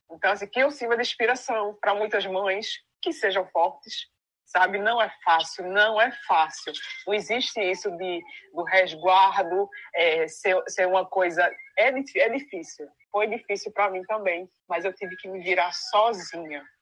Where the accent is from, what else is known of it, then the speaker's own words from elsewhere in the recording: Northeast Region, Brazil; Eu não sei cada um de vocês, de onde vocês são. Eu sou do Nordeste.